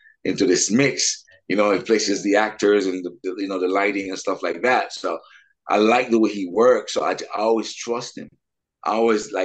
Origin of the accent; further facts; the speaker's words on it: Montreal, Quebec, Canada; now in Vancouver, Canada; We're from Montreal, but we met out here in Vancouver about 20 years ago.